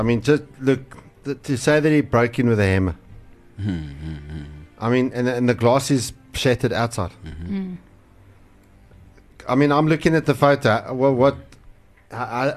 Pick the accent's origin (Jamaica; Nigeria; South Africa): South Africa; as a South African